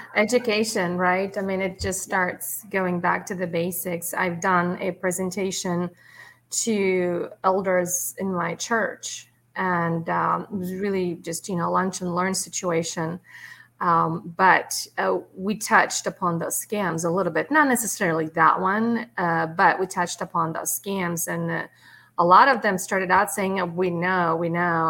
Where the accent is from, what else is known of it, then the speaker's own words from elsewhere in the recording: Russia; now in United States; I'm from Russia originally